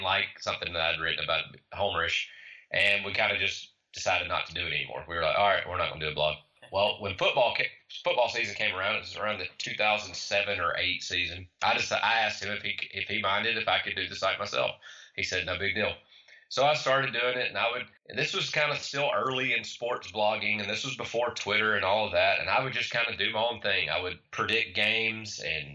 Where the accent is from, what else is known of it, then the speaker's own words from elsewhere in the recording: Opelika, Alabama, United States; I grew up in Opelika, Alabama, so 10 minutes from Auburn.